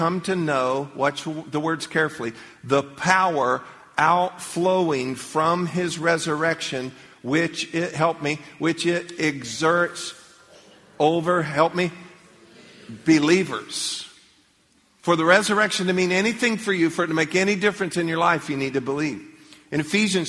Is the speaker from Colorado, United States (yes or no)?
no; Leesburg, Florida, United States; When I was a little kid growing up, I grew up in Leesburg